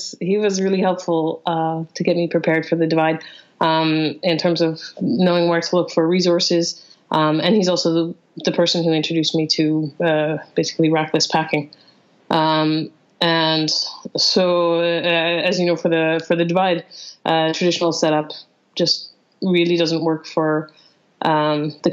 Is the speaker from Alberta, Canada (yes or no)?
yes; Calgary, Alberta, Canada; moved away as an adult; now in London, United Kingdom; I was born and raised in Calgary. I spent 30 years there